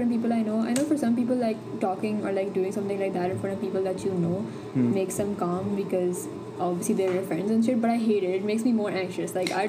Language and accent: English; Pakistan; Yeah, no, but I'm Pakistani.